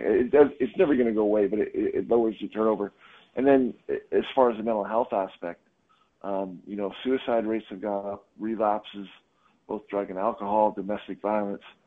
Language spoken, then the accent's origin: English; Canada; also born or lived in Hong Kong; now in United States; I'm Canadian